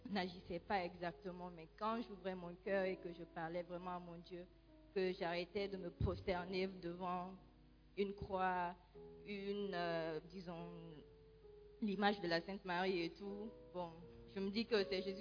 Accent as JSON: {"language": "French", "country": "Guinea", "moved": "as an adult", "lives_now": "Ghana", "said": "je suis guinéenne et quand j'étais en Guinée, j'étais catholique, j'ai été baptisée déjà et confirmée là-bas."}